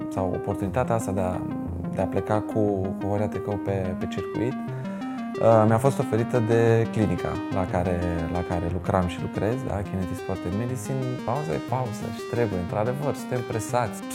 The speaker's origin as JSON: {"language": "Romanian", "region": "Bucharest", "country": "Romania", "tie": "born or raised there", "moved": "as an adult", "lives_now": "Iași, Romania", "said": "sunt din București. Am jucat uh, la două cluburi din uh, București."}